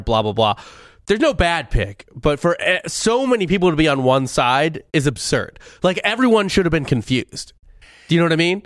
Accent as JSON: {"language": "English", "region": "Missouri", "country": "United States", "said": "I'm from Missouri"}